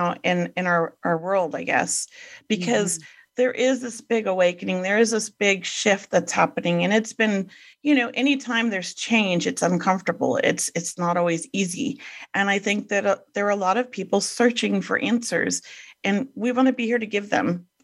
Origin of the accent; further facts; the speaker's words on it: Los Angeles, California, United States; grew up in Venice Beach in the 70s.